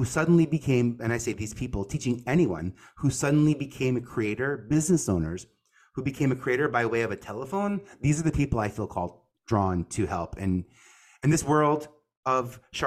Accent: New York City, New York, United States; from Staten Island.

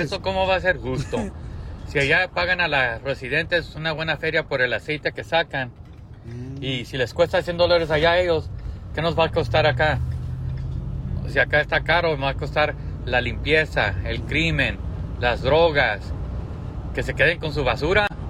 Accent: United States; also born or lived in Santa Ana, California; Yo normalmente nací aquí

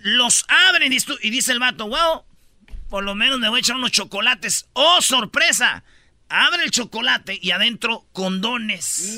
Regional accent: Jiquilpan, Michoacán, Mexico; born or raised there; moved away; also born or lived in La Jara

